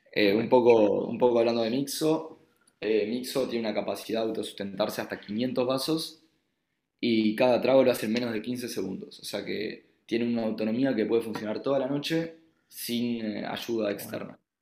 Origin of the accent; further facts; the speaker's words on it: Uruguay; accent: Uruguayan; moved away as an adult; also born or lived in Israel; now in Barcelona, Spain; por el asiento se habrán dado cuenta que soy uruguayo